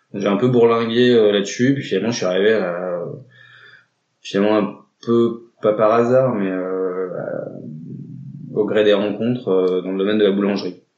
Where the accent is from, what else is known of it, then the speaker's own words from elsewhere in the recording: Drôme valley, Auvergne-Rhône-Alpes, France; moved away as an adult; also born or lived in Valence; now in Grenoble, France; moi j'ai grandi à la campagne, euh, donc euh, dans la vallée de la Drôme, un petit village qui s'appelle Heure